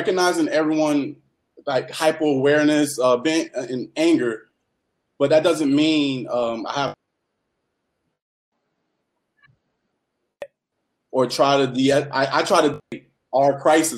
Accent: Miami, Florida, United States; moved away; I was raised in Little Haiti

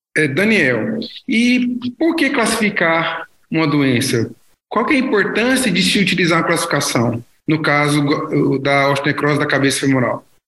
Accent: Goiânia, Goiás, Brazil; sou de Goiânia e trabalho no Hospital das Clínicas da Universidade Federal de Goiás.

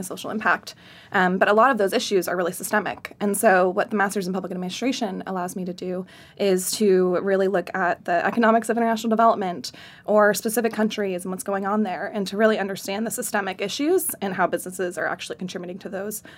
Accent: Central New York, United States; moved away; I'm originally from Central New York

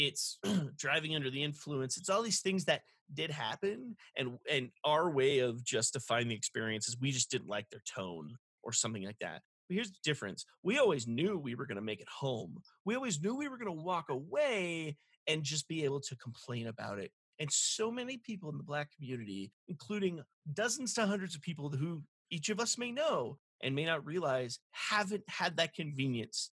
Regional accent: Los Angeles, California, United States; I grew up in Los Angeles.

